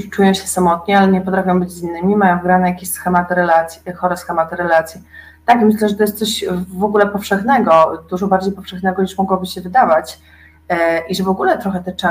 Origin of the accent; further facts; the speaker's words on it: eastern Poland, Poland; sama jestem ze wschodu